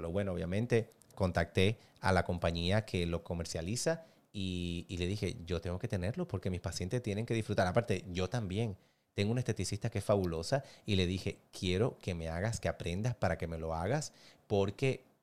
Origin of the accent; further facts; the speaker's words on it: Cuba; moved away; Si tú me ves las fotos de cuando yo vine de Cuba, tú dices, no, que ese no eres tú.